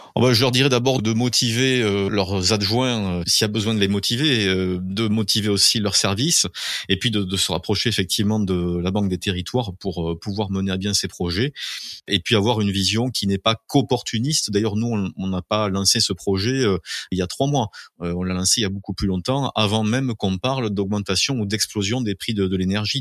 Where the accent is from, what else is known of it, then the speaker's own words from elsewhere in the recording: Mazamet, Occitania, France; also born or lived in Toulouse; je suis Mazamétain de naissance. Hein. J'y ai euh, toujours vécu en dehors de la période où j'ai fait mes études à, Toulouse